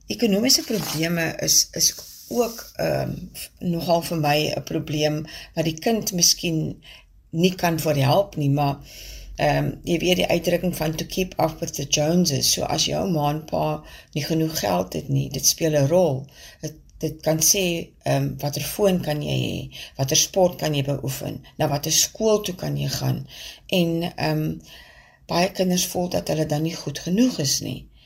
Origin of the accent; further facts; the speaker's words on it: Vredendaal, Western Cape, South Africa; also born or lived in Stellenbosch; now in Kuils River, South Africa; Ek is gebore op Vredendaal, maar bly al vir 'n geruime aantal jare in die Wes-Kaap en heuidiglik in Kuilsrivier.